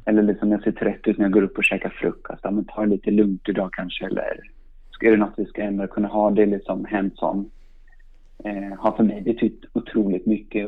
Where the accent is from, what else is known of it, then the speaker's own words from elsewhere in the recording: Stockholm, Stockholm County, Sweden; jag är uppvuxen i, uppvuxen i Stockholm, i Sandskobaden